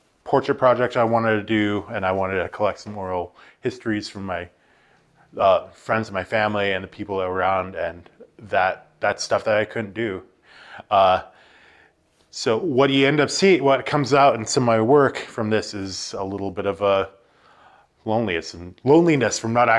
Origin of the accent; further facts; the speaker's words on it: Haines, Alaska, United States; now in Anchorage, United States; I'm originally from Haines, Alaska, and I'm coming to you live from Anchorage, Alaska right now